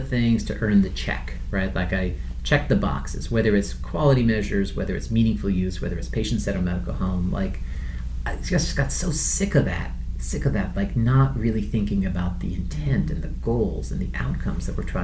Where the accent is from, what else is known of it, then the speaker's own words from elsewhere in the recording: Iran; moved away; I'm from Iran originally